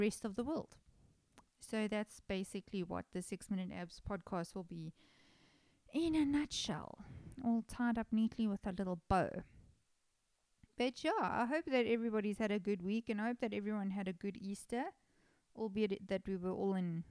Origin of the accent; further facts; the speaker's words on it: South Africa; I'm a South African person